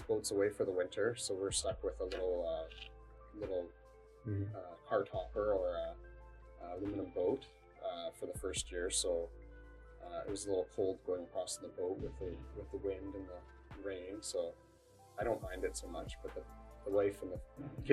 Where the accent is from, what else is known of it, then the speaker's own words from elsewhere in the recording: Canada; I'm Canadian. I was born in Canada.